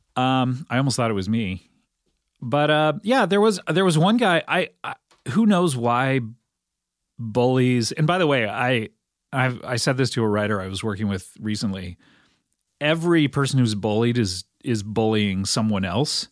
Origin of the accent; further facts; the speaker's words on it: Cypress, California, United States; my hometown of Cyprus in Orange County, California